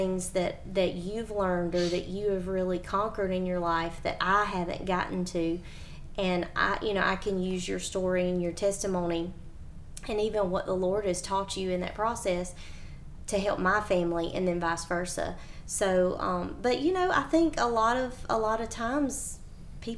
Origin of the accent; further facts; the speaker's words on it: the South, United States; we are all from the South in this circle right now